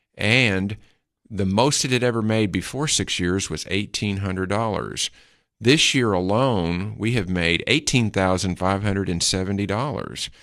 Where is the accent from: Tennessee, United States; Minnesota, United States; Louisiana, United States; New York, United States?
Tennessee, United States; Putnam County; also born or lived in Detroit, Michigan; I always feel like I'm a Putnam County-an. Um, even though I was born in Detroit, but we were here my whole life